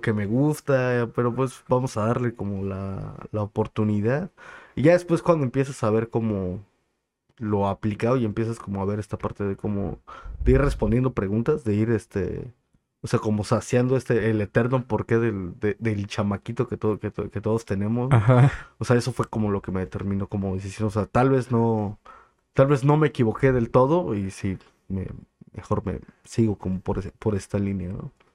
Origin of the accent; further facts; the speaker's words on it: Chilpancingo, Guerrero, Mexico; also born or lived in State of Mexico; soy original, nacido y crecido de aquí de, Chilpancingo